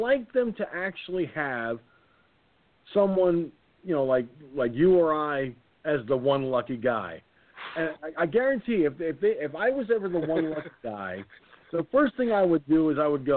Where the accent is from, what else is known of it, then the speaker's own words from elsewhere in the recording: Peekskill, New York, United States; this church in Peekskill, my hometown, called Annsville Baptist Church